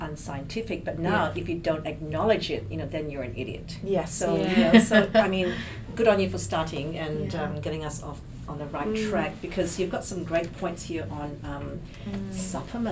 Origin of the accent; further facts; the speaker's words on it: Malaysia; moved away; I'm Chinese from Malaysia